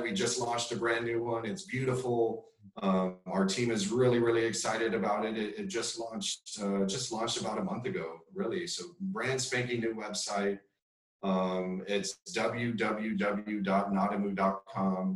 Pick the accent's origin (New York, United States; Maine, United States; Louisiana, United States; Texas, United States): Texas, United States; South; moved away as an adult; also born or lived in Madrid, Spain; now in Austin, United States; I'm Mexican American grew up in South Texas, right on the border again